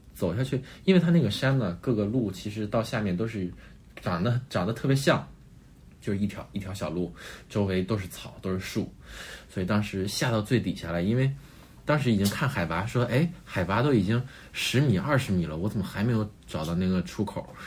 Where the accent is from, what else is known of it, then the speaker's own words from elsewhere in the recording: Northeast China, China; 我是一个东北长大的小孩儿，那东北就是雪嘛，每年冬天其实都有一个雪季